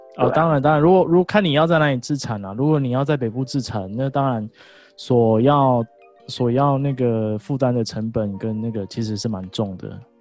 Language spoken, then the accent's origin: Chinese; Kaohsiung, Taiwan; moved away; also born or lived in Taichung; 我们其实都是同乡，我们来自于高雄